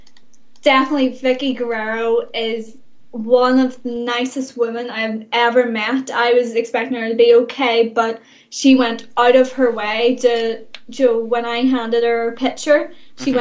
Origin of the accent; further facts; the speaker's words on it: Northern Ireland, United Kingdom; we are from Northern Ireland